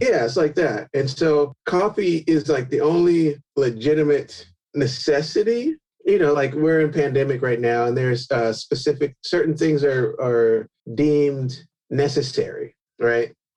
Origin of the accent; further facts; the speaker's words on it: California, United States; I grew up in California